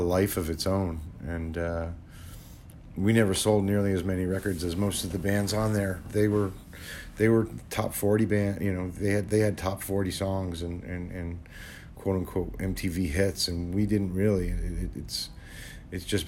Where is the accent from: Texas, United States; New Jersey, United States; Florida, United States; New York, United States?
New Jersey, United States; now in California, United States; Garden State will always be my home, but California is my home now